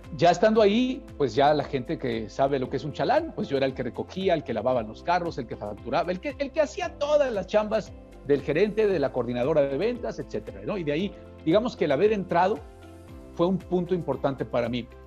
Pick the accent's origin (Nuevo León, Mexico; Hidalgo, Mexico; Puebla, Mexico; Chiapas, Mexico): Puebla, Mexico; yo soy poblano